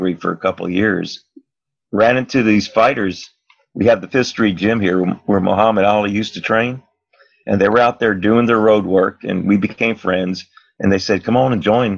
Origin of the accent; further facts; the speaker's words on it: Miami Beach, Florida, United States; also born or lived in Virginia; I was raised right here on South Beach. I was born in Virginia, came here when I was 5 years old, which is 65 years ago